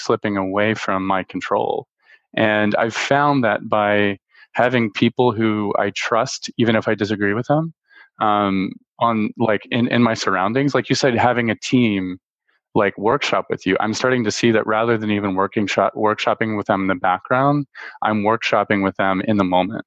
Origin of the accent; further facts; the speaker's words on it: Baton Rouge, Louisiana, United States; I'm from Baton Rouge, Louisiana, and Steven Soderbergh went to my high school